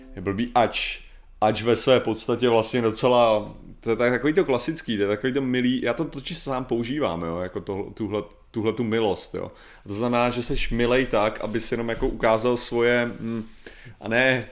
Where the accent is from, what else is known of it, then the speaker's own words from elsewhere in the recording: Czechia; já jsem normálně Čech